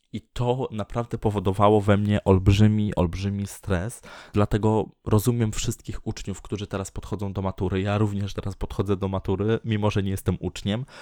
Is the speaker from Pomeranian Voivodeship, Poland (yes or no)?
yes; Tczew, Pomeranian Voivodeship, Poland; moved away as an adult; now in Sopot, Poland; mieszkam w Sopocie, y, urodziłem się w Tczewie